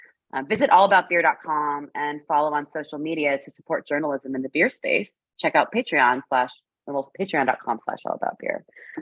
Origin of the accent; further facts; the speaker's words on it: Canada; I am a Canadian